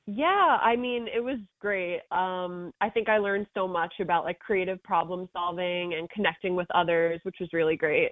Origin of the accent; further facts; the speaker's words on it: Wantagh, New York, United States; I grew up in Wantagh